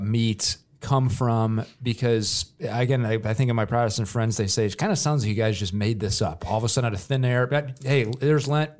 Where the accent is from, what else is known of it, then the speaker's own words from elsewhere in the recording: Joliet, Illinois, United States; now in Central Illinois, United States; I'm from Joliet, it's pop up there.